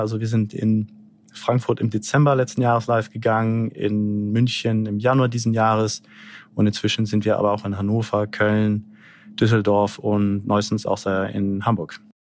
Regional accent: Brazil; now in Berlin, Germany; Ich selber, ich bin in, in Brasilien groß geworden

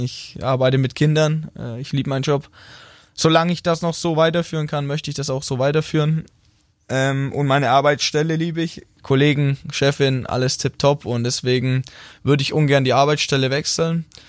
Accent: Rothenburg ob der Tauber, Bavaria, Germany; accent: Franconian (rolled R); moved away as an adult; now in Baden-Württemberg, Germany; Ich komme aus Rodenburg, äh, Mittelfranke. Wir rollen das R.

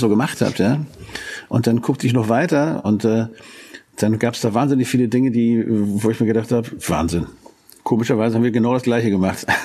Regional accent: Hanover, Lower Saxony, Germany; wir kommen aus Hannover

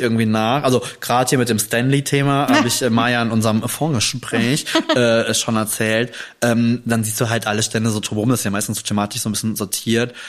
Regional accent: Germany; bei uns in Deutschland

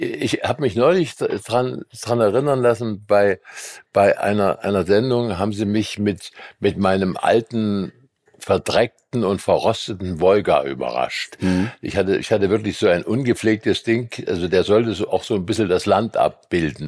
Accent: Eisenberg, Thuringia, Germany; also born or lived in Weimar; now in Dresden, Germany; hatte ich eine Band in meinem Heimatort Eisenberg im Ostthüringischen

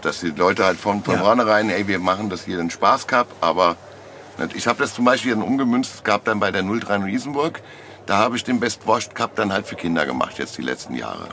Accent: Frankfurt, Hesse, Germany; wie bei uns in Frankfurt

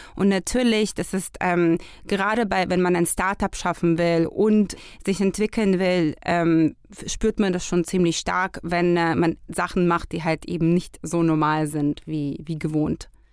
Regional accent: Israel; now in Germany; wir kommen ja aus Israel.

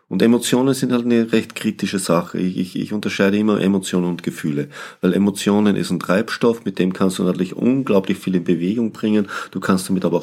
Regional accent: Austria; moved away; Ich bin Österreicher

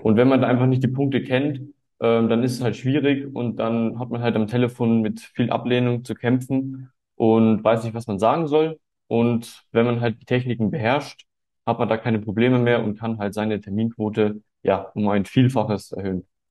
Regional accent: Munich, Bavaria, Germany; ich bin 18 Jahre alt und komme aus München

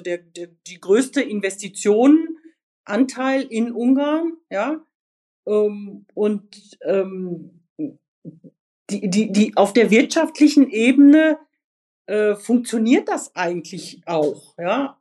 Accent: Sauerland, North Rhine-Westphalia, Germany; ich bin im Sauerland aufgewachsen

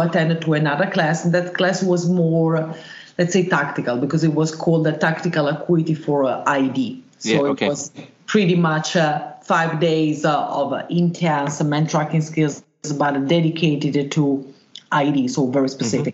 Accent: Milan, Lombardy, Italy; I was born in Italy, in uh, in Mailand

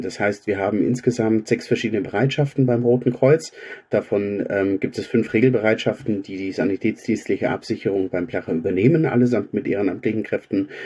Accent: Augsburg, Bavaria, Germany; Ich bin gebürtiger Augsburger

